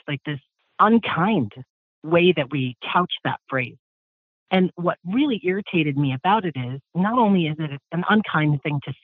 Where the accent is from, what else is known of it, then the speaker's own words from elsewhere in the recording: Columbus, Ohio, United States; I'm from Columbus, Ohio